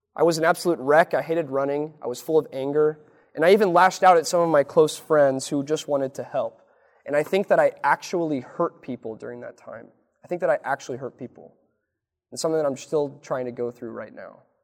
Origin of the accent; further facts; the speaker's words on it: Lincoln, Nebraska, United States; born or raised there